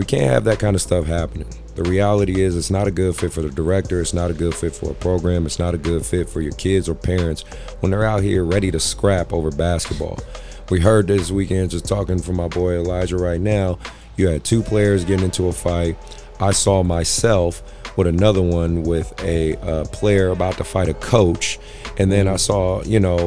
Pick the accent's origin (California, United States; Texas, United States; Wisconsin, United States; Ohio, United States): California, United States; Oakland; I'm from Oakland